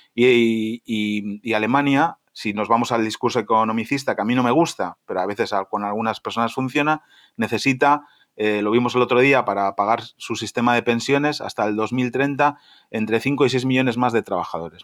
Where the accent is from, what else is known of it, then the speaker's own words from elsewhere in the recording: Spain; moved away as an adult; also born or lived in Germany; now in Berlin, Germany; soy español, soy europeo